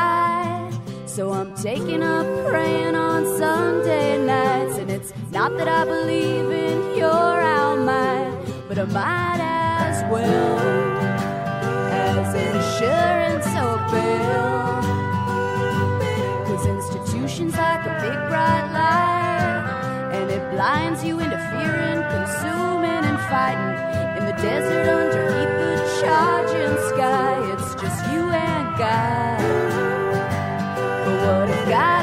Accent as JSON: {"language": "English", "region": "California", "country": "United States", "said": "I'm from California"}